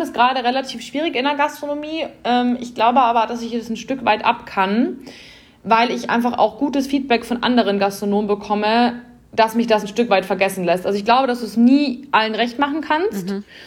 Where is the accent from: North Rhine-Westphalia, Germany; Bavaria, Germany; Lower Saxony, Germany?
Bavaria, Germany; bei uns in Bayern